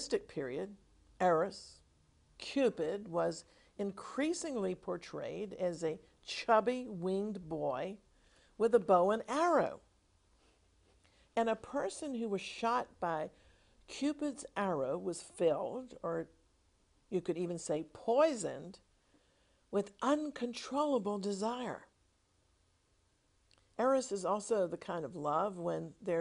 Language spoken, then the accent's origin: English; United States; When I was growing up in America